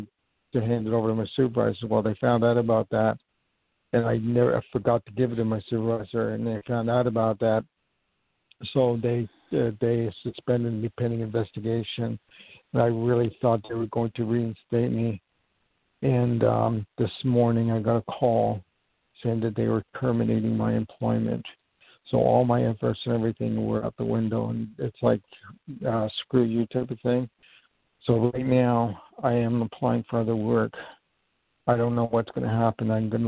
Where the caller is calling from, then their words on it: New York, United States; I'm calling from